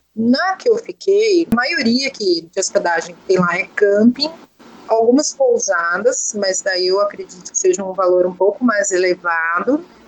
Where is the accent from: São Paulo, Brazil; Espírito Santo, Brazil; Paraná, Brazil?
São Paulo, Brazil; Sorocaba; E eu sou do interior de São Paulo, uma cidade chamada Sorocaba